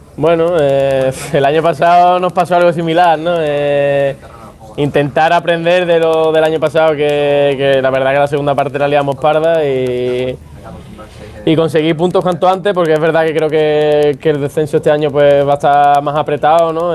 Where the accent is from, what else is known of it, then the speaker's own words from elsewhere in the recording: Andalusia, Spain; Yo soy andaluz